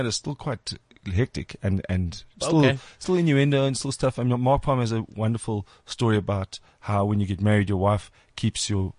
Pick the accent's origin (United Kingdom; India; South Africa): South Africa; Sorry, I'm South African voices.